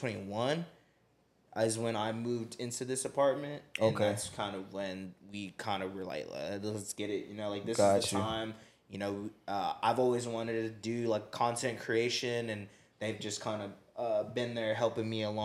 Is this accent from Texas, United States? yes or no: yes; Pflugerville, Texas, United States; also born or lived in Las Vegas, Nevada; But we're from Pflugerville. It's like 20 minutes outside of Austin, like north.